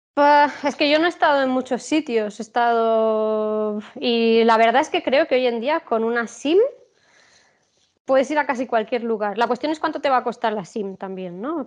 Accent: Spain; siendo española me quedo en Sudamérica

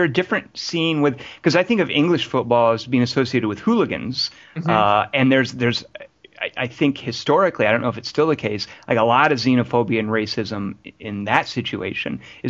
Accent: Arkansas, United States; I grew up in Arkansas.

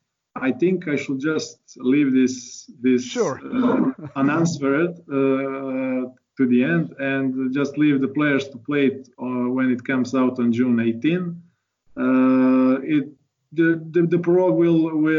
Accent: Croatia; we are from Croatia

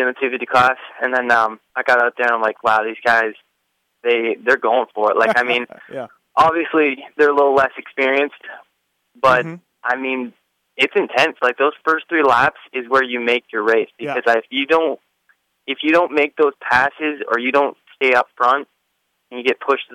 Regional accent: Canada

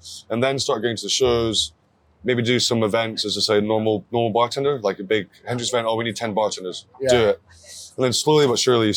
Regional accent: Scotland, United Kingdom; I'm just really proud as a Scottish person to represent my country

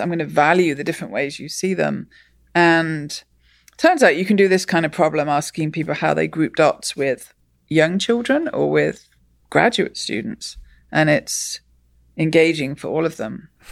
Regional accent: England, United Kingdom; I grew up in England, and in England, we learn maths

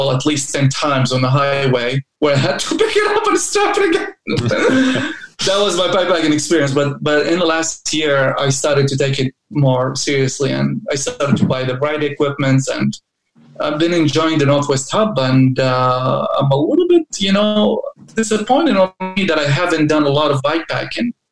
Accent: Turkey; English is a second language; now in Salem, United States; Um, yeah, I live in Salem. I'm originally from Turkey, but I lived everywhere and uh, I've been, you know, living the American dream.

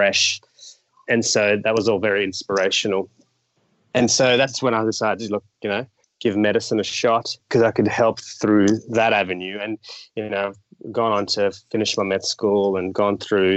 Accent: Australia; I've grown overseas in Australia

